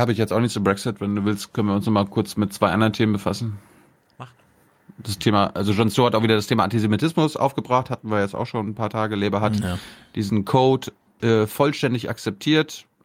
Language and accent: German; Germany; wir das als Deutsche